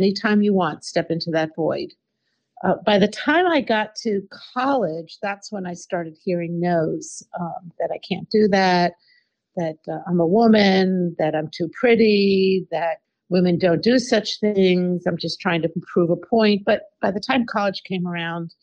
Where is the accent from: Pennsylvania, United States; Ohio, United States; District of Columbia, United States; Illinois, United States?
District of Columbia, United States; Washington; I grew up in Washington, D.C.